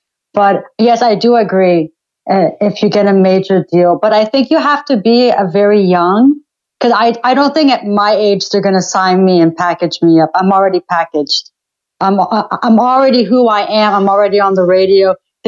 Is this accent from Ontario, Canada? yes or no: yes; Ottawa, Ontario, Canada; I've been here my entire life.